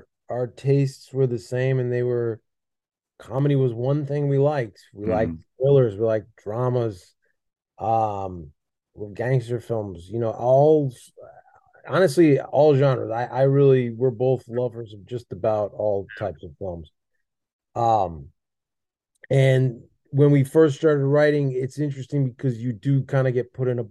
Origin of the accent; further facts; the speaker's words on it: Buffalo, New York, United States; I grew up in Buffalo watching sports